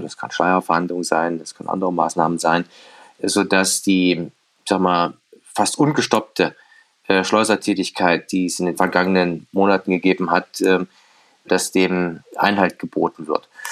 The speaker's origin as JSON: {"language": "German", "town": "Erfurt", "region": "Thuringia", "country": "Germany", "tie": "born or raised there", "said": "ich bin ja natürlich bin in der Kurve von Rot-Weiß Erfurt groß geworden"}